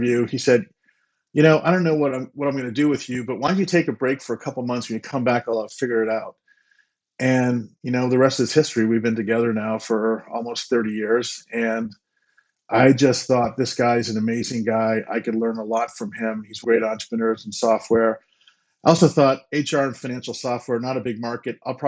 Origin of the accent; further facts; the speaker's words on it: United States; also born or lived in Boston, Massachusetts / New Jersey; I grew up on the East Coast in New Jersey and Boston.